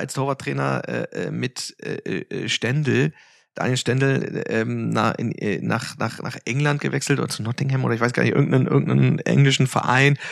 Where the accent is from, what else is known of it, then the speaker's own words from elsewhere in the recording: Hanover, Lower Saxony, Germany; ich bin in Hannover ähm, geboren äh, und habe da äh, in Altweinbüchen, das ist halt praktisch direkt vor Ort angrenzend